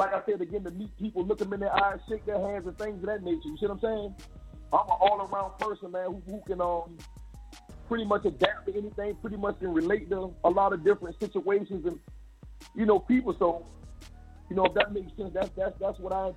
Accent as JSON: {"language": "English", "town": "Savannah", "region": "Georgia", "country": "United States", "said": "I'm from Savannah"}